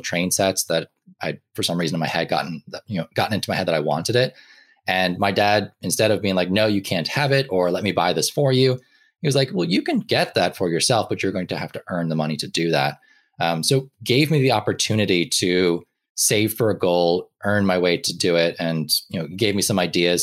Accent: Ireland; I grew up in Ireland, um, for a lot of my life

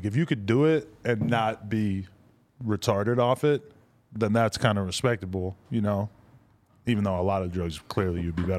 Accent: East Coast, United States; moved away; I grew up on the East Coast where no Mexican people, it was all Puerto Rican people, Dominicans

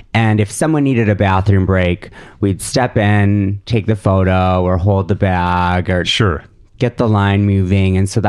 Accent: Madison, Wisconsin, United States; moved away; also born or lived in Milwaukee; I grew up in Madison. Which is a beautiful liberal bubble of mm-hmm. Wisconsin.

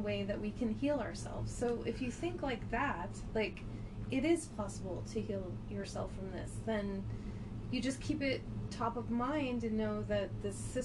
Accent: Portland, United States; You can tell we're from Portland.

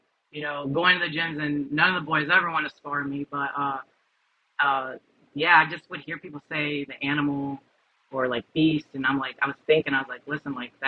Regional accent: Tampa, Florida, United States; I am Cuban, 100% Cuban on both sides, but I was born and raised in Tampa, Florida.

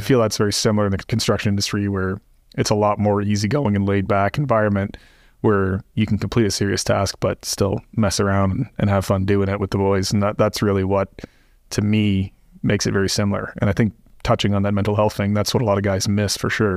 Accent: Canada; moved away; I'm from Canada originally

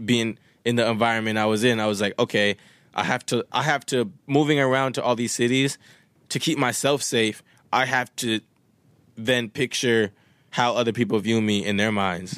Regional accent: Winnipeg, Manitoba, Canada; first language Swahili; English is a second language; moved away; also born or lived in Wisconsin; one of my, uh, homies that I grew up with in Winnipeg

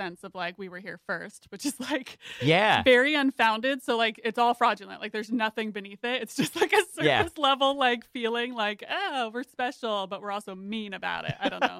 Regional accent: Gettysburg, Pennsylvania, United States; also born or lived in Lancaster, Pennsylvania / Philadelphia; that's where I was born. I grew up in Gettysburg area. So I'm like more the Amish folk

